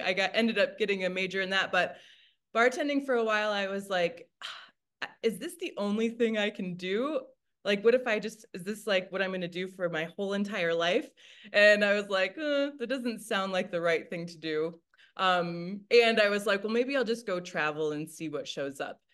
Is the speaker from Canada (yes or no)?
no; Michigan, United States; now in Denver, United States; I grew up in the Midwest of the United States in Michigan